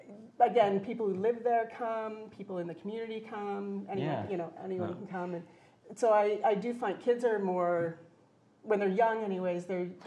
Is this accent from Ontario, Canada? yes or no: yes; Dashwood, Ontario, Canada; also born or lived in Vancouver, British Columbia; now in Kincardine, Canada; I'm originally from Dashwood, which is about an hour and a half south of here, small town. And I moved out to BC, to Vancouver, went to art school and all that. Stayed out there for almost 20 years. And then came home